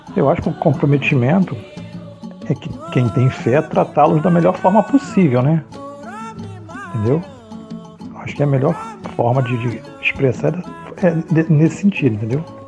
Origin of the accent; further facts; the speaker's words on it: Rio de Janeiro, Brazil; sou do Rio de Janeiro